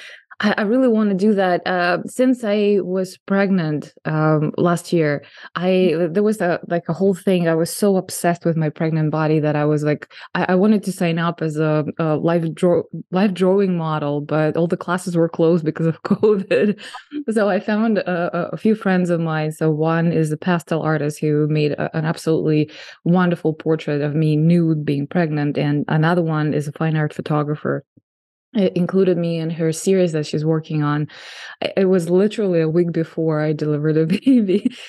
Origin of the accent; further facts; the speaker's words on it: Russia; now in United States; I mean, I came from Russia, and I think in Russia, it's even like worse than here.